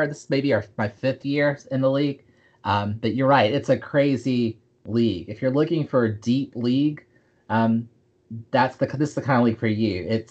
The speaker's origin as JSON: {"language": "English", "region": "the South", "country": "United States", "said": "I'm from the South"}